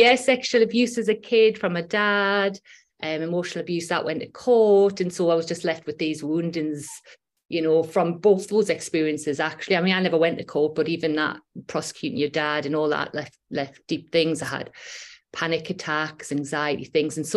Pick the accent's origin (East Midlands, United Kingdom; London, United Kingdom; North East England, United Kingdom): North East England, United Kingdom; Newcastle upon Tyne; accent: Geordie; now in Whitley Bay, United Kingdom; I'm from Newcastle upon Tyne. I live in Whitley Bay now, which is just on the coast.